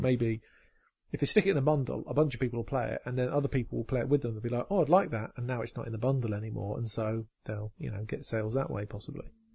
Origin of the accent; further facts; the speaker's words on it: United Kingdom; I'm just being British